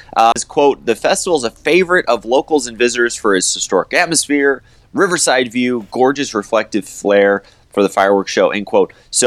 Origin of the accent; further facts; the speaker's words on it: Defiance, Missouri, United States; I grew up in Defiance, which, you know, they have a post office. But I think that's unincorporated St. Charles County.